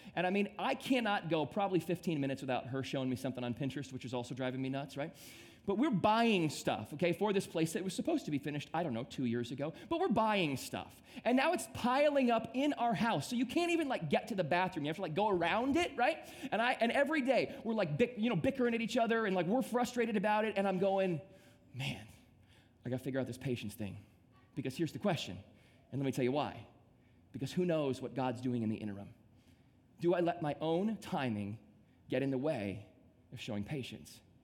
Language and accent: English; Midwest, United States; now in South Florida, United States; I grew up in the Midwest and I came down to South Florida